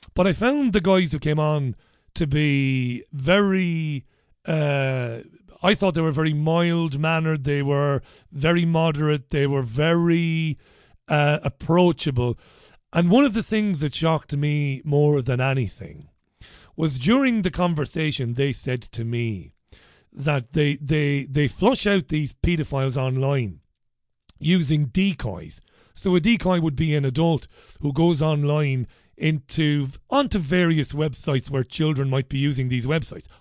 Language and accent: English; Waterford, Munster, Ireland; now in United Kingdom; growing up in Ballybeg in Waterford